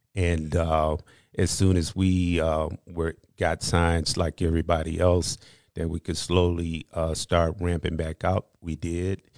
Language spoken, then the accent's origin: English; Aurora, Illinois, United States; also born or lived in Missouri; I was raised in Aurora, been here ever since, um, I was a child.